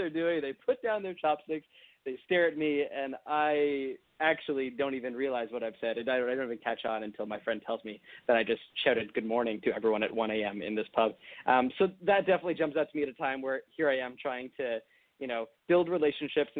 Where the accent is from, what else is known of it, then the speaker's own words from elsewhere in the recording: Toronto, Ontario, Canada; where I grew up in Toronto